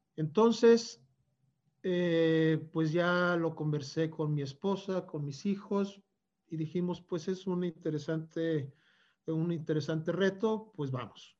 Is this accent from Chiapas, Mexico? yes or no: no; Torreón, Coahuila, Mexico; moved away; also born or lived in Mexico City; yo me voy a Torreón, que es mi tierra